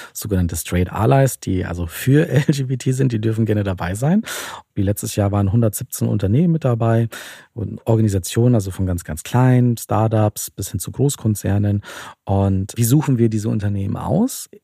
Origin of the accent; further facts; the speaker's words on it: Bavaria, Germany; ich komme zum Beispiel aus Bayern und da heißt es bei uns so Spätzelwirtschaft